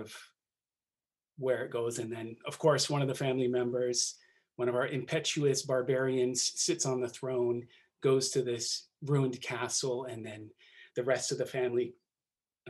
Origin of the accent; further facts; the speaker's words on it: Seattle, Washington, United States; also born or lived in Hawaii; I live in Seattle. I'm from Seattle, Washington. And as I've grown, the city has turned from a sort of a regional center into a ginormous metropolis. But I'm a proud Seattleite